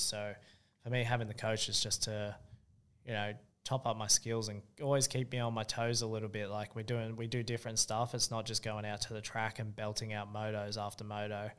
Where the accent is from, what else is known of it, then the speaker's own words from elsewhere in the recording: Sydney, New South Wales, Australia; moved away; I grew up in Sydney.